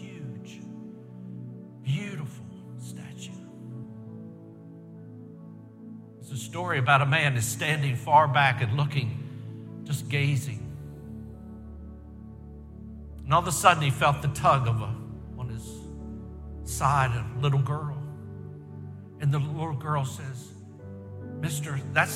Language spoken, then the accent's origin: English; Baltimore, Maryland, United States; I grew up in Baltimore, Maryland